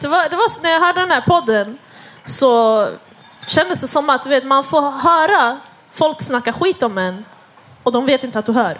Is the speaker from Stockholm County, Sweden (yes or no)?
yes; Stockholm, Stockholm County, Sweden; jag kommer själv från Husby